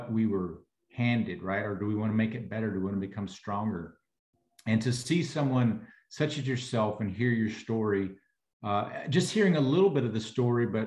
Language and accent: English; Texas, United States; I'm from Texas